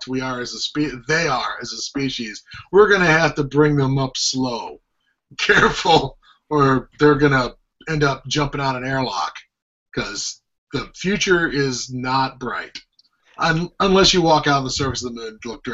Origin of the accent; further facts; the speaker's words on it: Orlando, Florida, United States; I grew up in Orlando